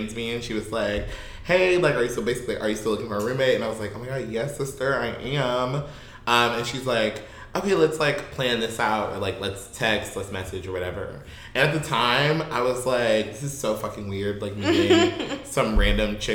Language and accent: English; Milwaukee, Wisconsin, United States; now in San Francisco Bay Area, United States; I am from Milwaukee, Wisconsin, born and raised.